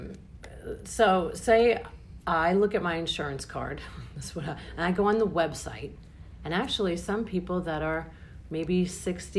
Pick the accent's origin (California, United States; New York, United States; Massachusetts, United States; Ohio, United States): New York, United States; I'm from New York.